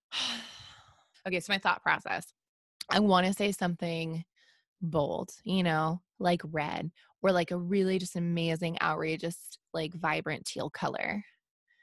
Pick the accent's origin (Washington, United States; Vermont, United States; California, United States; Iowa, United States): Washington, United States; also born or lived in Tacoma, Washington; growing up in Washington. Our sky is gray often